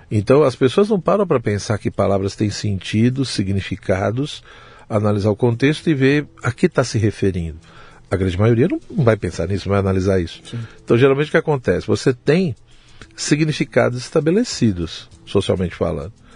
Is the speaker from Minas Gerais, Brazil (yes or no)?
no; São Paulo, Brazil; Eu nasci em São Paulo, eu uhum. sou de São Paulo mesmo, capital